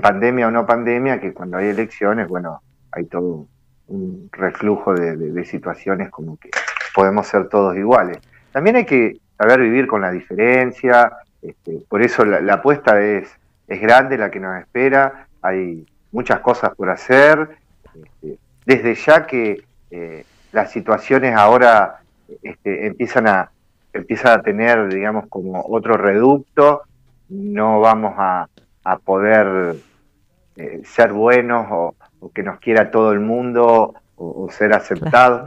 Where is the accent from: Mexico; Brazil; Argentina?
Argentina; somos Argentina